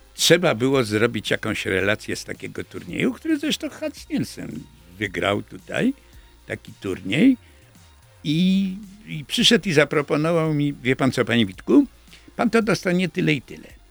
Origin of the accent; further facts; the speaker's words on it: Lublin, Lublin Voivodeship, Poland; wychowaliśmy się w jednej dzielnicy z Andrzejem Mazurem. On chłopak z Narutowicza, a ja chłopak z Konopnickiej